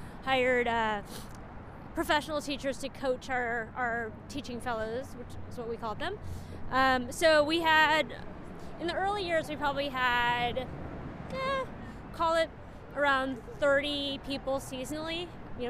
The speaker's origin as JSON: {"language": "English", "town": "San Francisco", "region": "California", "country": "United States", "tie": "born or raised there", "also_born_or_lived": "New York", "moved": "as an adult", "said": "I was itching to leave San Francisco because it's my hometown"}